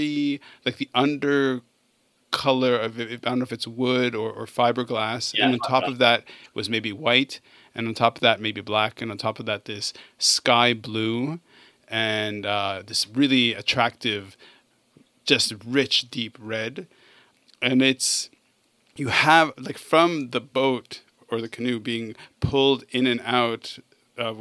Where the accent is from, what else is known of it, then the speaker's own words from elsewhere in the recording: Canada; I grew up in Canada.